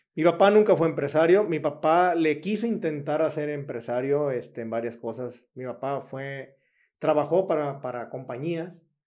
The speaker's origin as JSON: {"language": "Spanish", "town": "Cihuatlán", "region": "Jalisco", "country": "Mexico", "tie": "born or raised there", "moved": "as an adult", "lives_now": "Querétaro, Mexico", "said": "soy de una población que se llama Cihuatlán, Jalisco, pegado a Colima, Manzanillo, 30 minutos de ahí. De ahí, ahí yo nací, de ahí son mis papás, de ahí es toda mi familia"}